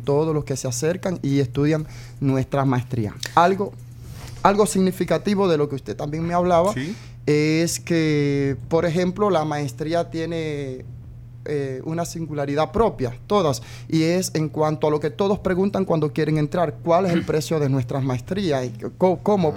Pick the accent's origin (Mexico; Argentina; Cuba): Cuba; now in El Salvador; soy original de Cuba soy cubano